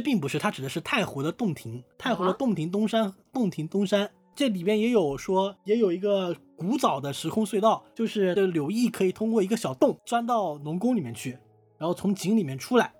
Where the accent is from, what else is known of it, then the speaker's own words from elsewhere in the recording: Hunan, China; 我的家乡湖南